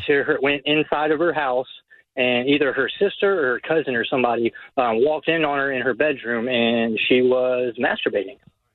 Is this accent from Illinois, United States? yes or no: no; Panama City Beach, Florida, United States; up in my hometown, Panama City Beach.